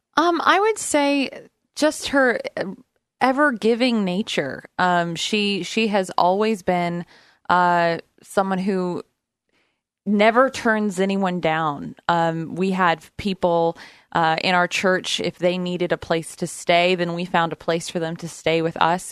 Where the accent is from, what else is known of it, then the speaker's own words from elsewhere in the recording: Brookings, Oregon, United States; I grew up on the southern coast of Oregon, right in the corner, uh, Brookings, Oregon, all my life